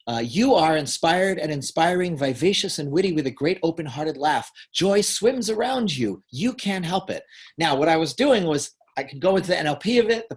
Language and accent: English; Hudson Valley, New York, United States; now in California, United States; I grew up in the Hudson Valley